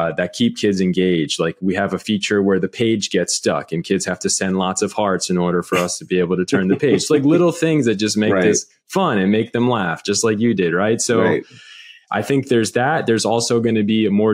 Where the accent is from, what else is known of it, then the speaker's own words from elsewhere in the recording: Montclair, New Jersey, United States; I'm from Montclair